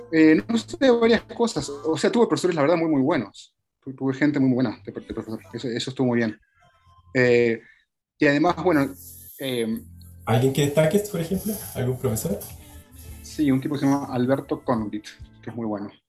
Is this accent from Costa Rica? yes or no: yes; Costa Rica; also born or lived in Scotland / Panama / Argentina / United States; es que en realidad nací ahí, pero después hice toda mi primaria, toda mi infancia en Costa Rica, una parte en Panamá, después volví a Argentina, donde hice la universidad, y ahí me fui de vuelta a Escocia